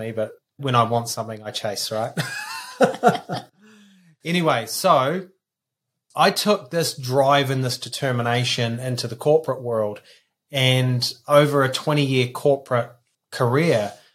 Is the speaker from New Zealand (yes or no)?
yes; New Zealand; So I grew up in a small country town in New Zealand of 800 people, and 40 years later, there's still 800 people